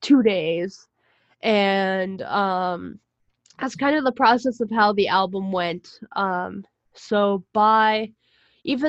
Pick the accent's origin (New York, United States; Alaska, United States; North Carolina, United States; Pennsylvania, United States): Pennsylvania, United States; Pittsburgh; moved away as an adult; I was in my hometown in Pittsburgh over the summer, because I go home from school